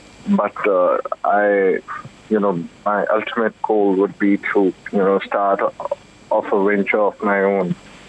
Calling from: Delhi, India; I'm calling from Delhi.

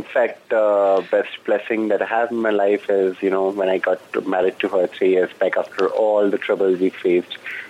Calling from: Delhi, India; I'm calling from Delhi.

